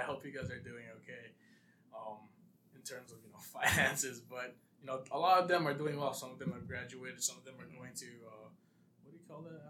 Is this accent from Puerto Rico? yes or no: no; Saipan, Northern Mariana Islands; moved away as an adult; I'm from Saipan. I was born in Saipan.